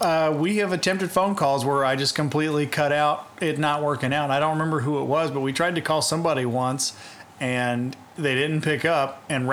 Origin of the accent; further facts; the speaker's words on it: New Zealand; No, I'm actually from New Zealand.